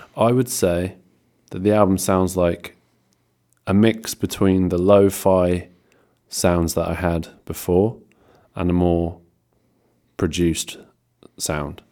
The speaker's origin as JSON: {"language": "English", "town": "Ventnor", "region": "South East England", "country": "United Kingdom", "tie": "born or raised there", "said": "in Ventnor, um, which is my hometown"}